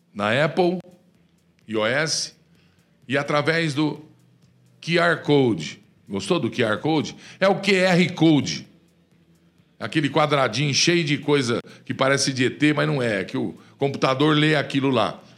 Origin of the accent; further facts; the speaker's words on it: Brazil; somos nós, povo do Brasil